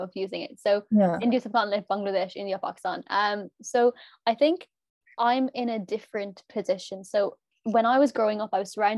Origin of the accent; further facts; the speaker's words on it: Limerick, Munster, Ireland; we're from Limerick